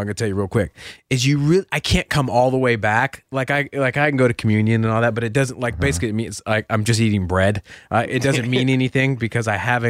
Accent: Washington, United States; moved away; I grew up in Washington State

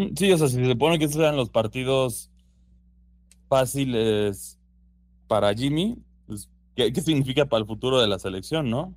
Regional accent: Mexico

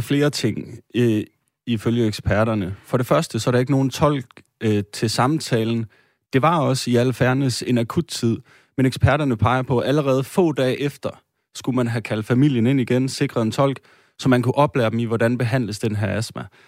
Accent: Denmark; Vi øh, sidder her, øh, tre etniske danskere

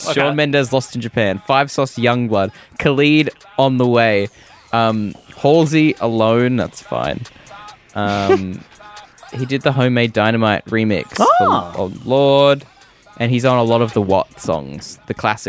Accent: Australia; No, we're Australian.

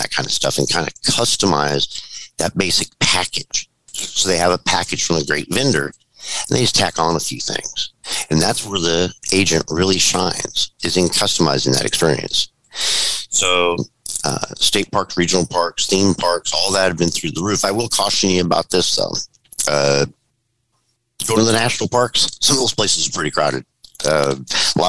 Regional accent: California, United States; I'm born and raised in California

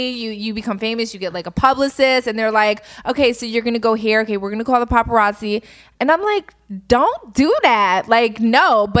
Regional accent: Philadelphia, Pennsylvania, United States; moved away; I'm from Philly

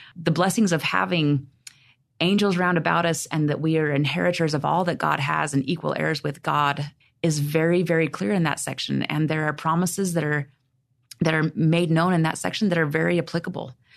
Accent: Oregon, United States; I was raised in Oregon

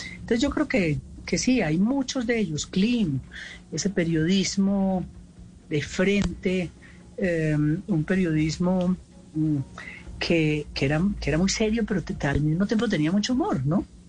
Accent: Colombia

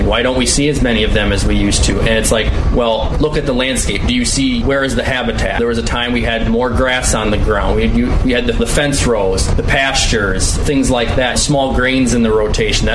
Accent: Driftless region, Midwest, United States; growing up in the Driftless region

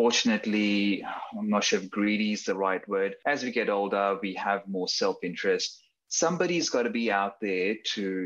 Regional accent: Sydney, New South Wales, Australia; also born or lived in Dunedin, New Zealand; So I grew up in Sydney. I did all my schooling in Sydney.

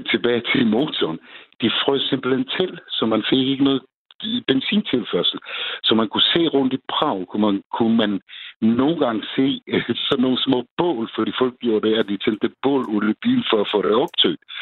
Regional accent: Czechia; now in Denmark; fordi jeg kommer selv fra Tjekkiet

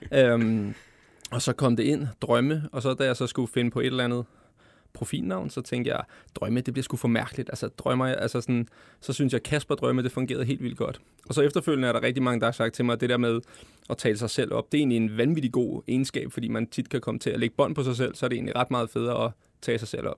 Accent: Glostrup, Capital Region of Denmark, Denmark; jeg kommer fra Klostrup, ikke? Og det, det er sådan, vi altid har snakket

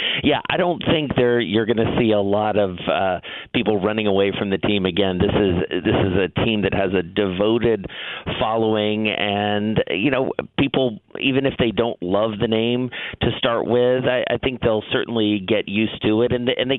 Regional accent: Atlanta, Georgia, United States; now in New York, United States; as we have here in New York, and I grew up in Atlanta.

